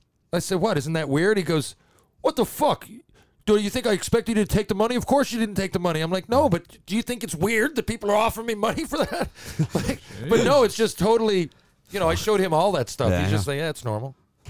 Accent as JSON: {"language": "English", "town": "Detroit", "region": "Michigan", "country": "United States", "said": "And he said, just tell me where you are at any point in time. I'm from Detroit."}